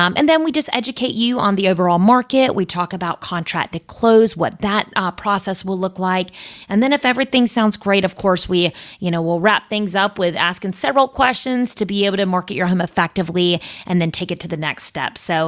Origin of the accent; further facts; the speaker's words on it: Coates, North Carolina, United States; I grew up in Coates. That's the boonies.